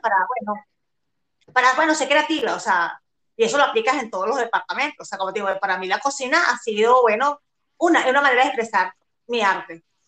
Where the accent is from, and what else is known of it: La Guaira, Venezuela; born or raised there; also born or lived in Chile; now in Germany